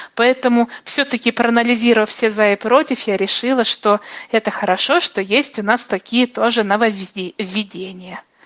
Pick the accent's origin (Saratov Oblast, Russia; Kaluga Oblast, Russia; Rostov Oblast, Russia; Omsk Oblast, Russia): Omsk Oblast, Russia; Omsk; мой родной город